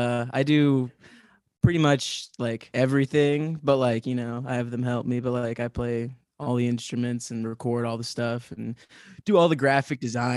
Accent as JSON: {"language": "English", "town": "Parkville", "region": "Missouri", "country": "United States", "said": "I'm from Parkville."}